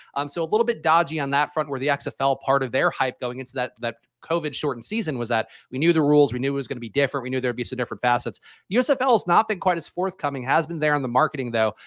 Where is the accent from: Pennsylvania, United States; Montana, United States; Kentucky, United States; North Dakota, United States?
Pennsylvania, United States; Philadelphia; my hometown, Philadelphia